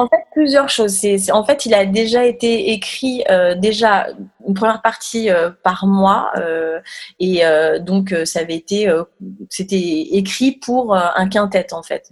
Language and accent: French; France; qu'on est français